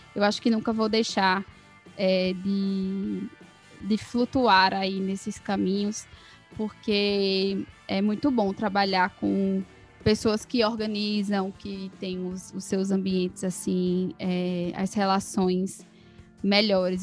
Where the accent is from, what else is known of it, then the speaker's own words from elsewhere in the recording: Caruaru, Pernambuco, Brazil; moved away; also born or lived in Ribeirão Preto / São Paulo; sou nascida, talvez, não sei se ela falou, em Ribeirão Preto, mas fui criada em Caruaru, então me considero caruaruense